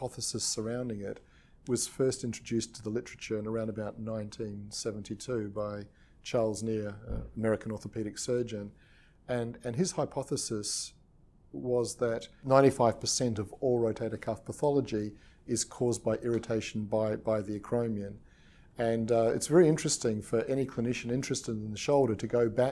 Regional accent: Australia; also born or lived in New Zealand / England; now in United Kingdom; I was born in New Zealand, and I grew up in Australia, and I currently practice in England and UK, United Kingdom

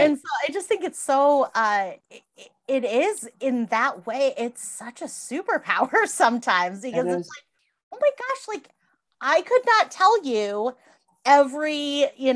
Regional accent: Massachusetts, United States; now in Iowa, United States; I grew up in Massachusetts and there's like a counselor on every block, right?

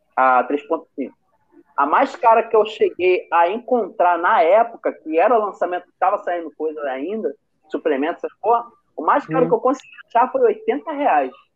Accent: Rio de Janeiro, Brazil; eu sou daqui de Bolsa

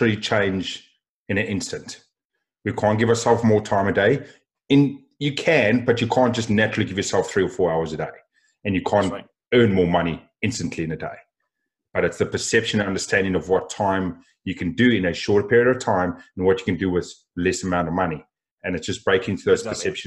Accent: South Africa; Being a South African, we eat meat and potatoes.

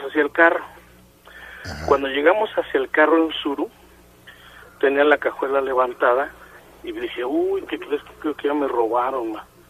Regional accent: Nezahualcóyotl, State of Mexico, Mexico; yo soy de Neza

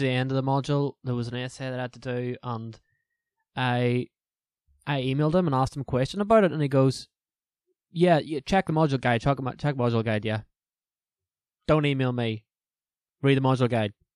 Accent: Lurgan, Northern Ireland, United Kingdom; accent: Northern Irish; from Lorragan

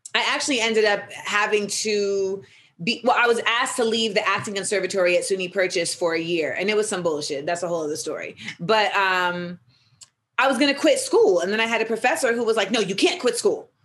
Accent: Orlando, Florida, United States; also born or lived in Los Angeles, California; I moved to Orlando for third grade

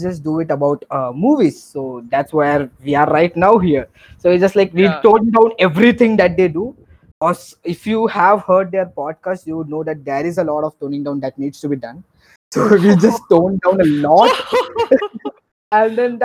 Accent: Andaman and Nicobar Islands, India; I'm from Andaman and Nicobar Islands.

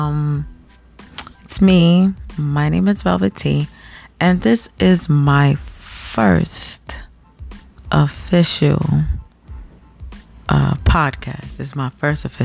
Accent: United States; me being American

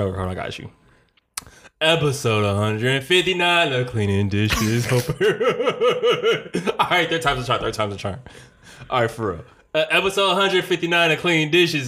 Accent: Detroit, Michigan, United States; I was born in Detroit, Michigan, uh, nineteen eighty-eight.

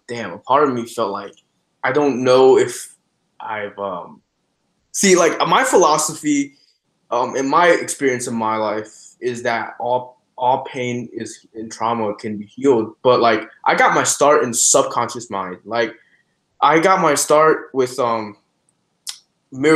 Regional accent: China; also born or lived in New York, United States; now in United States; I was born in New York, but I was raised in China. I was sent to China since I was 2 months old

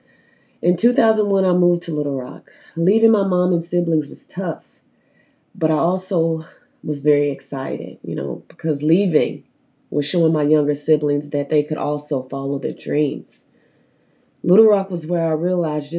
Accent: Stuttgart, Arkansas, United States; moved away; raised in Stuttgart, Arkansas

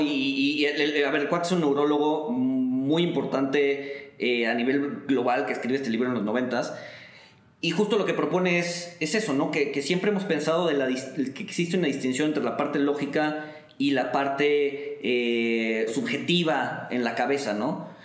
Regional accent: Mexico; nosotros como mexicanos

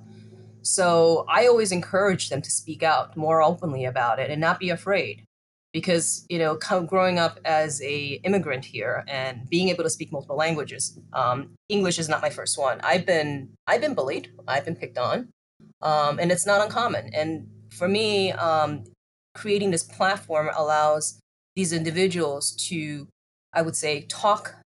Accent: United States; I grew up in the United States.

